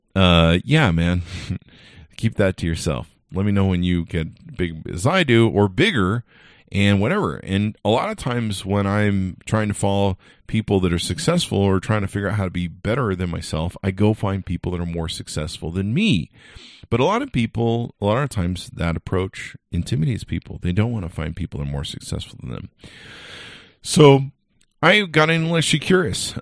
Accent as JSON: {"language": "English", "region": "California", "country": "United States", "tie": "born or raised there", "said": "I grew up in California, so thank God I grew up in a melting pot of raci-, of racial diversity"}